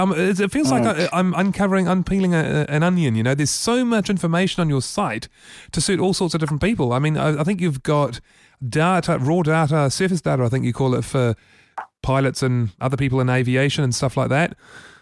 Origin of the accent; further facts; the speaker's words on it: Wellington, New Zealand; We're all from Wellington, aren't we?